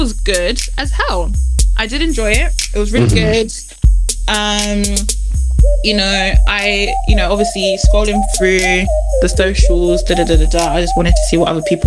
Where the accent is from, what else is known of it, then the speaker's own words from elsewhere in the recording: United Kingdom; we as British people